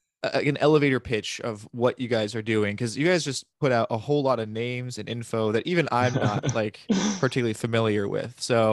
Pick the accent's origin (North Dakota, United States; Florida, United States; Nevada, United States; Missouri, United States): Florida, United States; Sarasota; my hometown of Sarasota